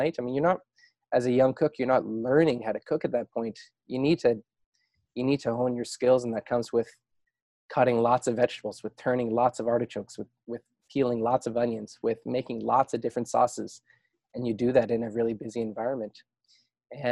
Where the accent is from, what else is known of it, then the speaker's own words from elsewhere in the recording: Sooke, British Columbia, Canada; moved away as an adult; also born or lived in Calgary / Montreal / Norman Wells, Northwest Territories / Stratford, Ontario; that's really where I grew up. And the little town of Sooke is where I still call home on Vancouver.